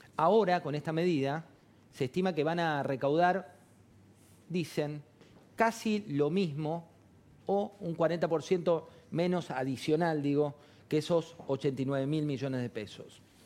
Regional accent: Argentina; somos los mismos argentinos los que vamos a seguir viviendo

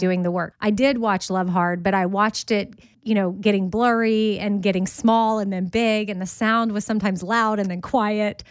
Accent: Texas, United States; I'm from Texas

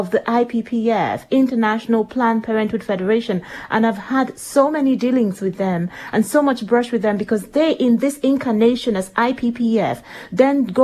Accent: Nigeria; moved away as an adult; now in United Kingdom; I am Nigerian

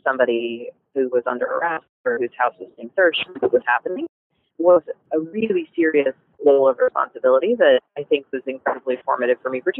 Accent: Virginia, United States; also born or lived in New Jersey, United States; I was born in New Jersey, and we moved up and down the East Coast until we settled in Virginia, and my parents stayed there and retired there.

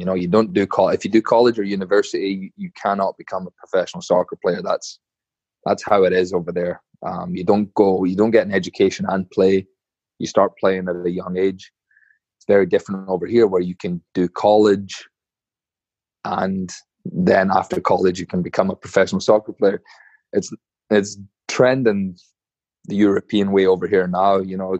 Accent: Scotland, United Kingdom; moved away; growing up in Scotland, I was taught, you know, you're not afraid to go in for challenges, stuff like that.

